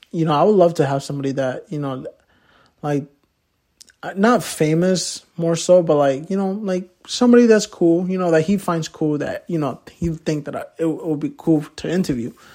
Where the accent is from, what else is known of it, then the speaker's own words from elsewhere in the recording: Poughkeepsie, New York, United States; also born or lived in Manhattan, New York / Mexico; I grew up my whole life in Poughkeepsie